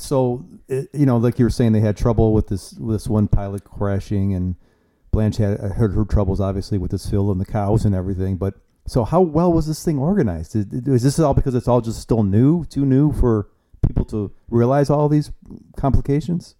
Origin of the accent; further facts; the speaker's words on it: Ohio, United States; where I grew up at in Ohio